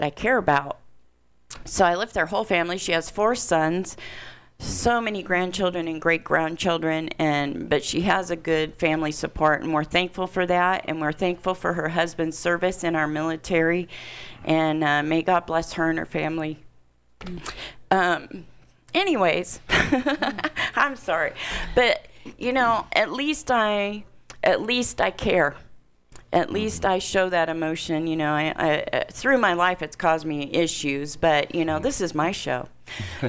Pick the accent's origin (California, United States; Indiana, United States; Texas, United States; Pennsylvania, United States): Indiana, United States; moved away; I'm from Indiana originally, just about probably half an hour from where this is being taken place